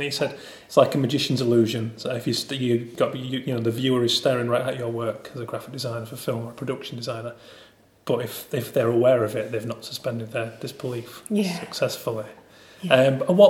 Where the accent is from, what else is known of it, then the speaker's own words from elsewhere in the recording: near Haworth, Yorkshire and the Humber, United Kingdom; moved away; I'm from West Yorkshire originally, I'm from a stone's throw from Haworth